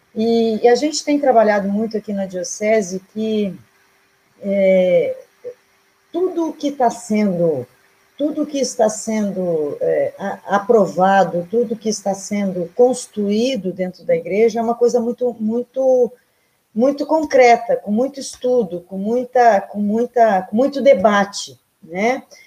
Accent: Canguçu, Rio Grande do Sul, Brazil; do lugarzinho onde eu nasci, que é a Cochilha dos Campos

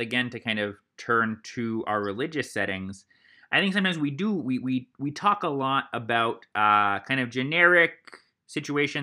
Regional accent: Columbus, Ohio, United States; I grew up in Columbus, Ohio, and it was all early morning seminary there

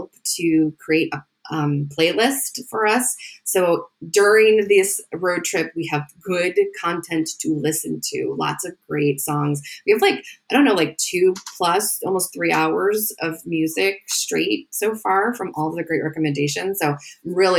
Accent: Northern Illinois, United States; accent: Northern Illinois; all of the ways that my Northern Illinois is going to show up and butcher

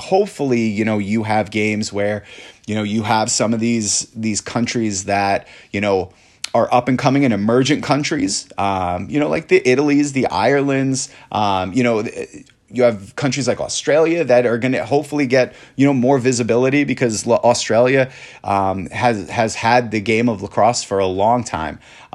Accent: New York, United States; Back when I was a child and I grew up on Long Island, lacrosse was big. It was one of the bigger sports in the area.

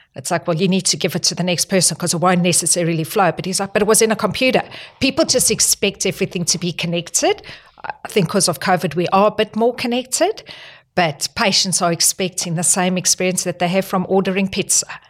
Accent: South Africa; moved away as an adult; also born or lived in Northern Territory, Australia / New South Wales, Australia; now in Australia; I'm not Australian. I'm from South Africa, and the reason I actually moved here was back in two thousand

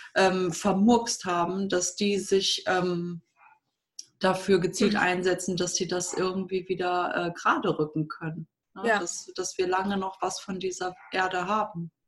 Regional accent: Düsseldorf, North Rhine-Westphalia, Germany; now in Minden, Germany; Ich bin in Düsseldorf aufgewachsen und bin mit 19 nach dem Abi zu meinem Freund damals, damaligen Freund, nach Minden gezogen.

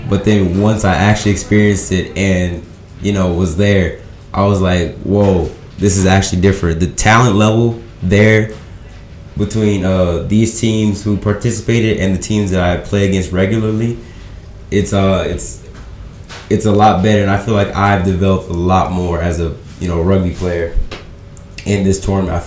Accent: United States; my home country, USA

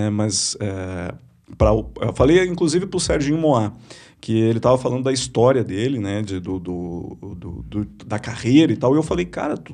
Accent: Gaúcho, Rio Grande do Sul, Brazil; A gente, como gaúcho, tem orgulho de ter um representante né, da, da, da, cultura.

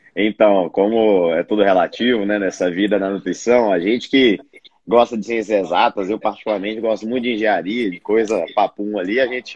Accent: Brasília, Federal District, Brazil; sou nutricionista, sou de Brasília

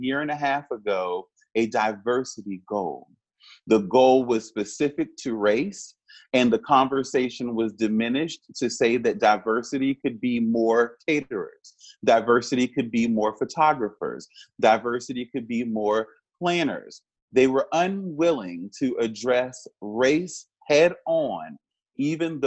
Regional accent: Richmond, Virginia, United States; as a Black person growing up in Richmond, I strangely took pride in Monument Avenue

